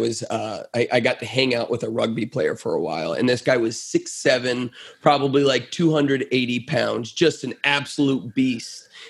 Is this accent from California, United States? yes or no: no; Southwest Florida, United States; now in Grand Rapids, United States; I live in Grand Rapids, Michigan now, but I grew up down in South Florida, Southwest Florida, and not by the beach and not by Disney World, but actually like a little bit in the country of Florida, which is a rare thing.